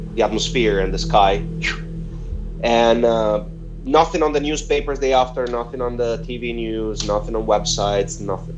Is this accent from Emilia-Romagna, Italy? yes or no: yes; Rimini, Emilia-Romagna, Italy; moved away; my hometown where I grew up in Rimini, on the Adriatic Sea, the east coast of Italy.